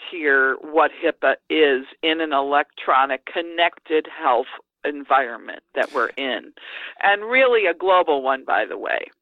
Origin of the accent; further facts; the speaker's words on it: United States; as an American